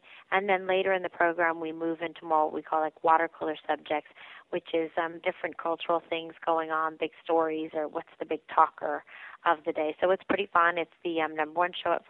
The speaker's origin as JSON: {"language": "English", "town": "San Francisco", "region": "California", "country": "United States", "tie": "born or raised there", "also_born_or_lived": "Los Angeles, California", "moved": "as an adult", "lives_now": "New York City, United States", "said": "I'm originally from San Francisco. I was born and raised there and also lived in Los Angeles, California"}